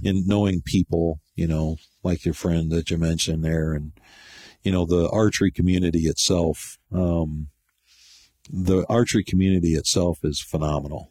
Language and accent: English; Grayling, Michigan, United States; moved away as an adult; also born or lived in Flint, Michigan; now in Gainesville, United States; being a native of Michigan, that's where I grew up. I was born in Flint and moved to Grayling in 1967